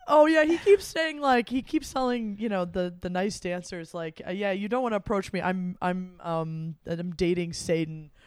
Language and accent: English; Midwest, United States; as a Midwesterner